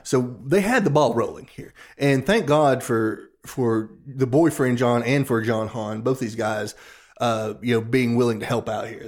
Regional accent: Appalachia, United States; we're from Appalachia South. We are not from the Low Country

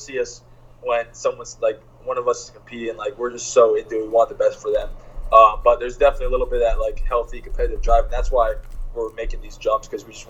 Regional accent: Princeton, New Jersey, United States; my hometown in Princeton, New Jersey

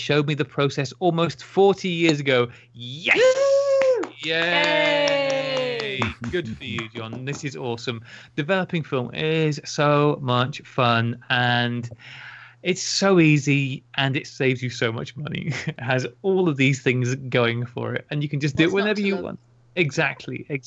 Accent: Taunton, South West England, United Kingdom; I was born in Taunton, Somerset Massive

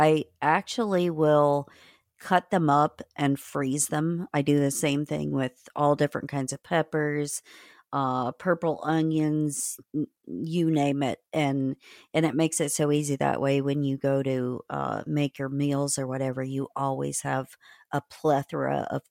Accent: Indiana, United States; That was a huge thing growing up in Indiana was the morel mushrooms.

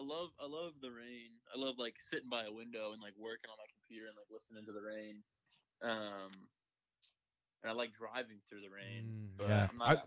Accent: Louisiana, United States; From Louisiana. There is no cold.

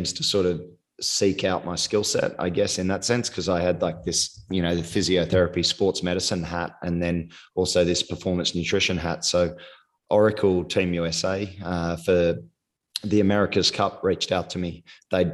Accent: Australia; moved away as an adult; also born or lived in England / Toronto, Canada; now in Sydney, Australia; very small country town, which is about 6 hours south of Sydney, where I grew up

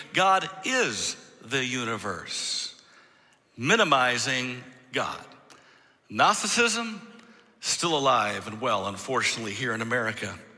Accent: Michigan, United States; moved away as an adult; I'm originally from Michigan. I mean, most of my life before I moved here from Michigan

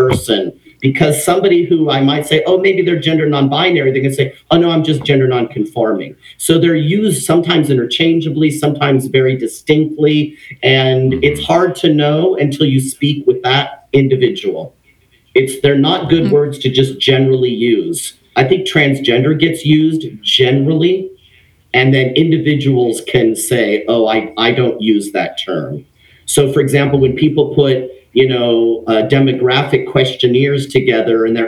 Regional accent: Los Angeles, California, United States; also born or lived in Redondo Beach; I grew up in Los Angeles, California, in a Mexican family

